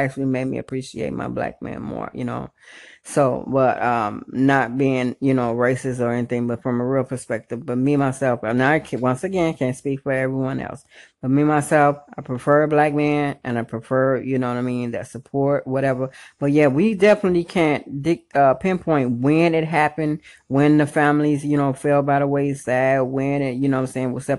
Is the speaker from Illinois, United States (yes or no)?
yes; Chicago, Illinois, United States; moved away; I actually miss my hometown. So what up, Chi-Town?